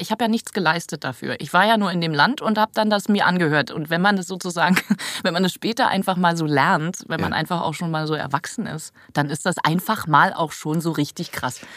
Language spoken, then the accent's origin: German; Berlin, Germany; Charlottenburg-Wilmersdorf, Berliner Straße. Berliner Straße, Charlottenburg-Wilmersdorf, da in der Nähe vom, vom ähm, Dingsbums, Bayerischen Platz. Da bin ich groß geworden